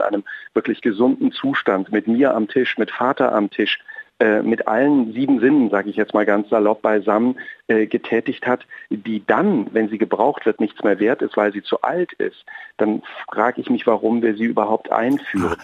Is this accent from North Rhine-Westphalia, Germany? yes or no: no; Apolda, Thuringia, Germany; moved away; Ich bin ja ein, ein, ein Kind aus Thüringen. Ich bin äh, in Apolda groß geworden, in einer kleinen Stadt mitten in Thüringen.